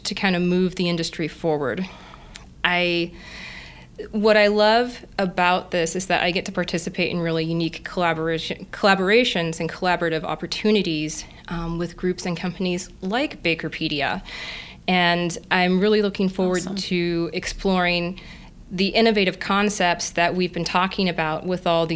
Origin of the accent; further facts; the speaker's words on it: Kansas, United States; moved away as an adult; also born or lived in Madison, Wisconsin / Guelph, Ontario; I grew up in Kansas, surrounded by wheat fields, and my family still owns a farm.